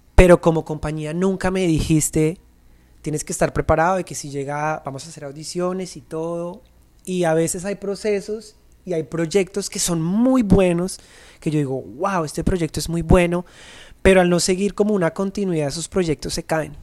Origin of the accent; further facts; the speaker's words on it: Colombia; los bailarines no somos reconocidos en Colombia